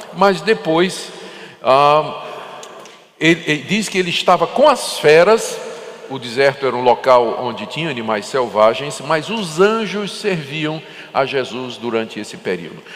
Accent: Northeast Region, Brazil; eu sou nordestino

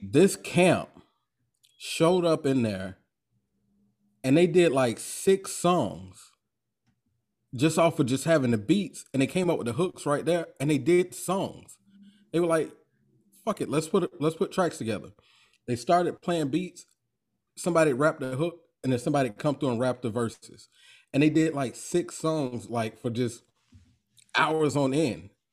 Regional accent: Jacksonville, Florida, United States; I'm from Duval County

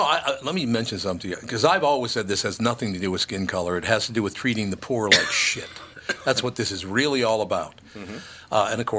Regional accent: Minnesota, United States; I grew up in Minnesota, love it.

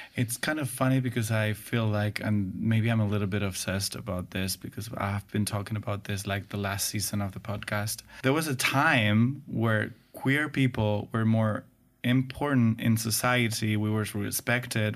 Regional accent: Spain; English is a second language; we in Spain

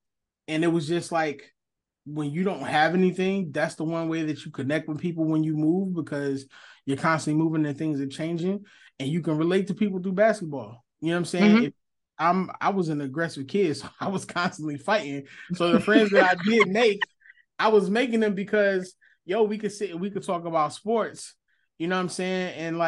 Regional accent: Philadelphia, Pennsylvania, United States; I'm from North Philly. As a kid, all we did was move around a lot.

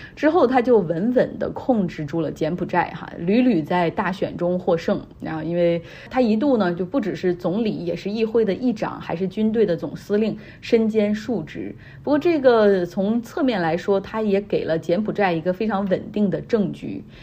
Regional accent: China; 我们中国人

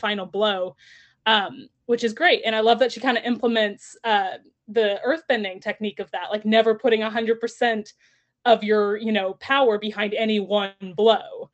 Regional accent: Texas, United States; I grew up in Texas

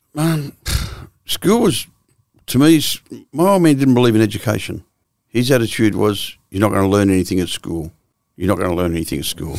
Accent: Melbourne, Victoria, Australia; also born or lived in Swan Hill, Victoria; I was born in Victoria in Swan Hill. which is a couple of hours out of Melbourne.

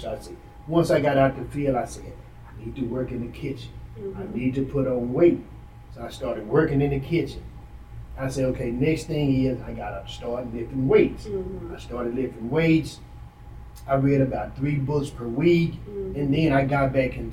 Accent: Dallas, Texas, United States; I'm from Oak Cliff.

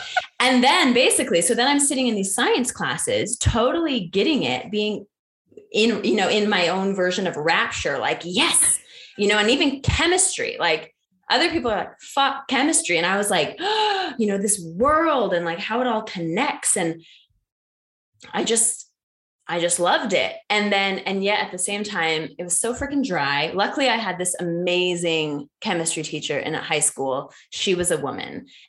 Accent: New Delhi, Delhi, India; also born or lived in Kobe, Japan; I grew up in Asia for 14 years of my life. My parents decided to teach at international schools when I was quite young. So I was in Kobe, Japan and New Delhi, India for those combined 14 years.

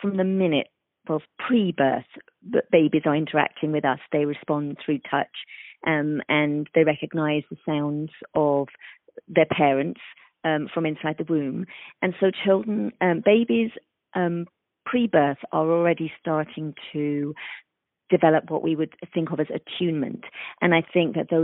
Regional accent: London, United Kingdom; moved away as an adult; also born or lived in east coast of the United States; now in United States; I am from London, England, and I have spent half of my career practicing in the UK

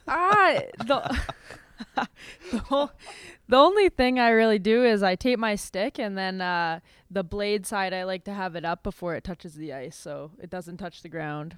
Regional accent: Winnipeg, Manitoba, Canada; moved away as an adult; I grew up in this little tiny r-, rink in, uh, Oak Bank, Manitoba.

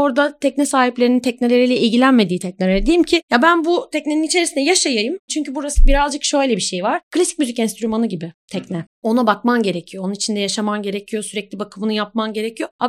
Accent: Ankara, Turkey; now in Istanbul, Turkey; Ben aslı Ankaralıyım ama yaklaşık neredeyse 15 senedir falan da İstanbulluyum artık.

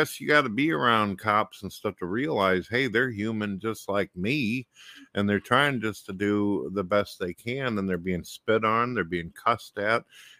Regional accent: St. Louis, Missouri, United States; I came from St. Louis, Missouri, and that's like one of the murder capitals of the world.

